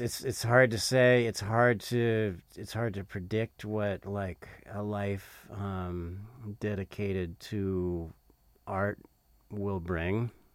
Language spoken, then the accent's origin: English; Southern California, United States; moved away as an adult; now in North Carolina, United States; I moved to North Carolina in 2007. Uh, so I grew up in um, I grew up in Southern California.